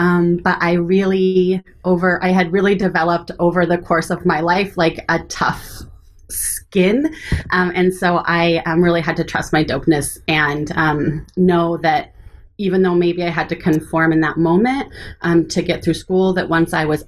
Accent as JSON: {"language": "English", "town": "Lincoln", "region": "Nebraska", "country": "United States", "tie": "born or raised there", "also_born_or_lived": "Eugene, Oregon / Ohio / California / Seattle", "said": "So I was born in Eugene, Oregon, and then moved to Lincoln, Nebraska when I was pretty young. Made a couple of stops along the way. I lived in Ohio, California, and Los Angeles."}